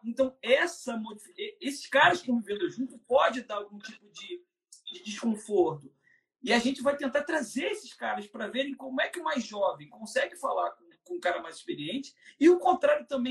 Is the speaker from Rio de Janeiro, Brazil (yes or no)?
yes; Rio, Rio de Janeiro, Brazil; para o Rio, da, de onde eu sou